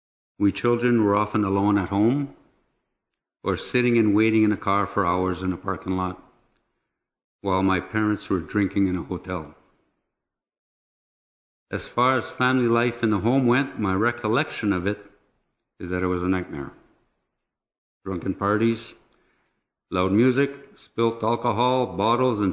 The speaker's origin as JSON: {"language": "English", "town": "Sudbury", "region": "Ontario", "country": "Canada", "tie": "born or raised there", "said": "I was born in Sudbury in 1955 to a French Catholic family of 6 children"}